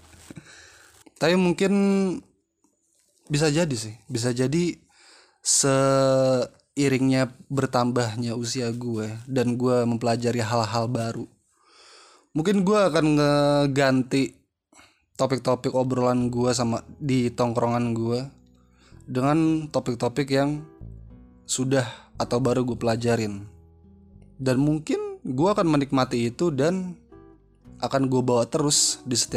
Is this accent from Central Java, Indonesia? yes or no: no; Jakarta, Indonesia; also born or lived in East Java; karena gue gede di Jakarta ya makanya gue paham gitu ya tapi harusnya gue lama di Jawa Timur harusnya gue juga paham dong